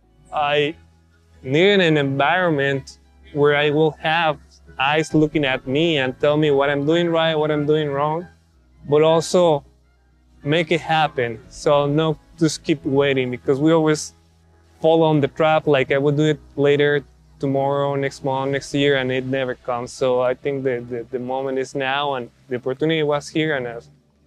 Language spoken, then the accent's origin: English; Mexico; moved away as an adult; now in United States; I'm from Mexico, grew up over there, and then moved to the States to do my bachelor's and master's degree